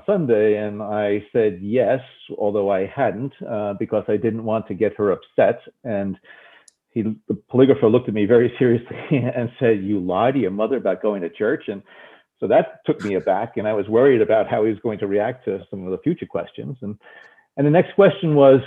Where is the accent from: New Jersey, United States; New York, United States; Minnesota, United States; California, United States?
New Jersey, United States; growing up in New Jersey